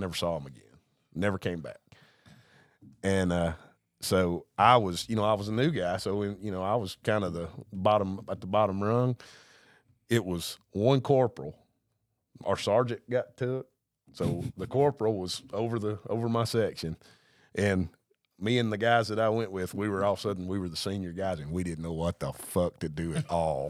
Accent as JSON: {"language": "English", "town": "Blairsville", "region": "Georgia", "country": "United States", "also_born_or_lived": "Hawaii", "said": "I'm from the North Georgia mountains"}